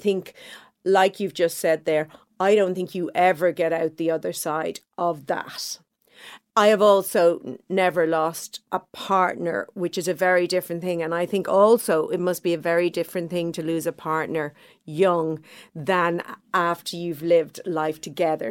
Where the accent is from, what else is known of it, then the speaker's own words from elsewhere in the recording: Dublin, Leinster, Ireland; I grew up in Clontarf, a nice middle class neighborhood